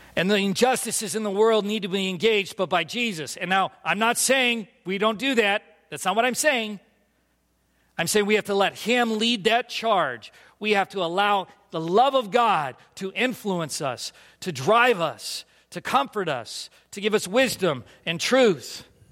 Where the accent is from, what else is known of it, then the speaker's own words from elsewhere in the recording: California, United States; moved away as an adult; also born or lived in Philadelphia; I grew up in California